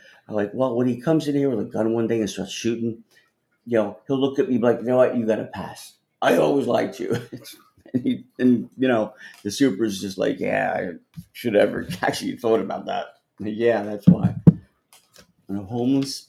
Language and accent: English; New Jersey, United States; now in New York, United States; I grew up in New Jersey, which is 30 miles out of here, 30 miles west